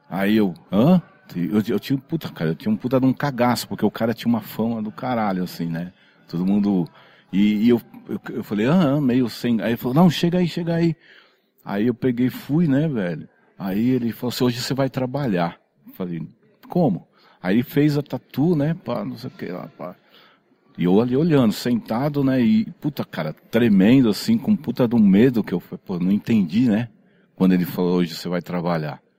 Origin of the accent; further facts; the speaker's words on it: São Caetano do Sul, São Paulo, Brazil; born there; eu, eu, eu, nasci em São Caetano do Sul, né? Mas na época era, era São Paulo, na, né? na Vila Califórnia ali, cara.